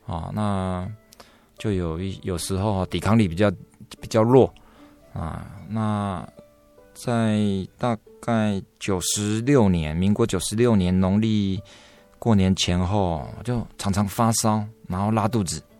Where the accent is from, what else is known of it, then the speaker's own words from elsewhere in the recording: Taipei, Taiwan; 我的老家也在台北核心医院那旁边，附近